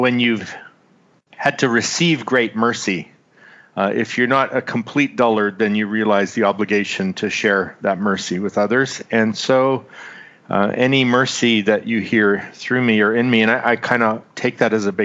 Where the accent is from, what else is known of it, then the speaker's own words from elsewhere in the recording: Manitoba, Canada; moved away as an adult; also born or lived in Winnipeg, Manitoba / British Columbia; now in Abbotsford, Canada; I grew up in central Canada. I was born in Winnipeg, which is just a couple hours north of Minneapolis